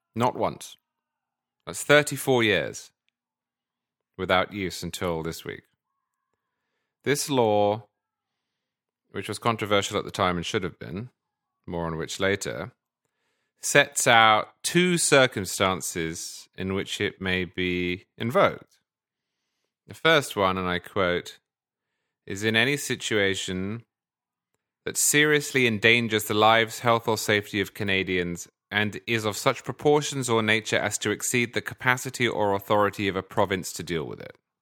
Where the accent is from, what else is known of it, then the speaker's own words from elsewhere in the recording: United Kingdom; moved away; as a Brit, originally